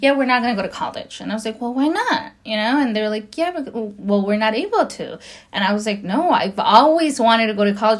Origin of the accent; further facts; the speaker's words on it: Los Angeles, California, United States; also born or lived in Nayarit, Mexico; now in Whittier, United States; I was brought to the states when I was three years old, about to be four, and um, and I've lived in Los Angeles ever since. Um, and I just I grew up in Los Angeles